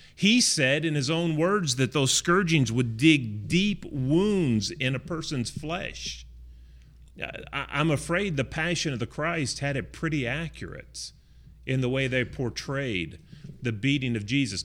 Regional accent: Chester, West Virginia, United States; I grew up in Chester, West Virginia, which is just north of Pittsburgh, uh, about twenty-five miles

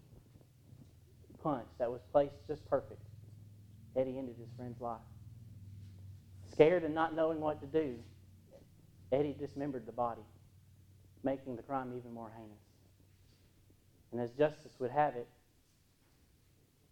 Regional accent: United States; In Williamson County, where my hometown is

